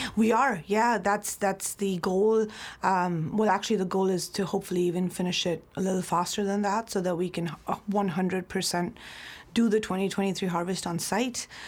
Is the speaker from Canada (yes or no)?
no; Mumbai, Maharashtra, India; moved away as an adult; also born or lived in New Zealand; now in Napa Valley, United States; I'm born and raised in Mumbai, India